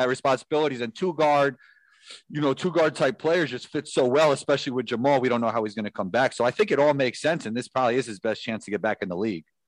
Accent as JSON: {"language": "English", "region": "New York", "country": "United States", "said": "I'm from New York"}